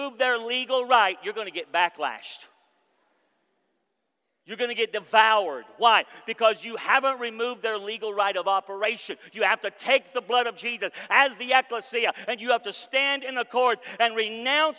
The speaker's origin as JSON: {"language": "English", "country": "United States", "said": "I'm from America"}